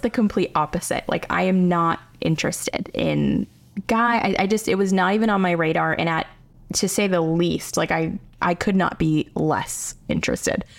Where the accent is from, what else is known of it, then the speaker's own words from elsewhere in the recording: United States; I'm, like, a suburbs girl. I grew up in the South Hills my whole life.